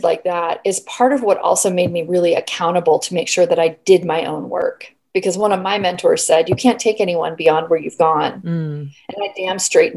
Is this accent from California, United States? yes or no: yes; San Diego, California, United States; moved away; also born or lived in La Mesa / Poway; I was born and raised in San Diego